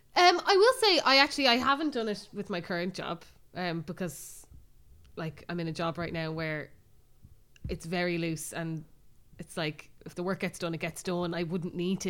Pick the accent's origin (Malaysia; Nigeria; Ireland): Ireland; Bray, Leinster; we're obviously from Bray, but we still have a lot of friends around Bray